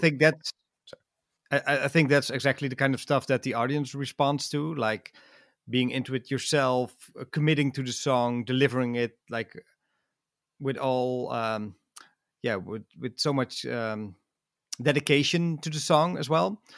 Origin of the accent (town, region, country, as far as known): Netherlands; English is a second language